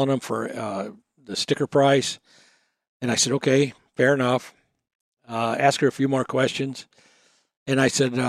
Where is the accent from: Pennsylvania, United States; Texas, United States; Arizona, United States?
Texas, United States; we're from Texas